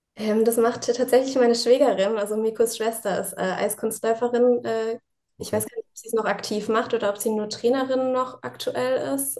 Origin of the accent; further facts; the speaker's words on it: Mannheim, Baden-Württemberg, Germany; now in Ingolstadt, Germany; Ich bin gebürtige Mannheimerin.